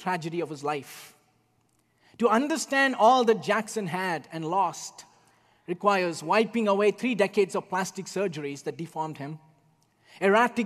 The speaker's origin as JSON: {"language": "English", "country": "India", "tie": "born or raised there", "moved": "yes", "said": "Growing up in India when I was a child"}